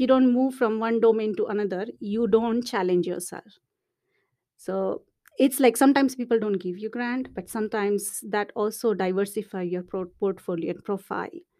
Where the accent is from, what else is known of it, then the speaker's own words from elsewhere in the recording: India; moved away as an adult; also born or lived in Montreal, Canada / Finland; now in Dublin, Ireland; I'm, I'm from India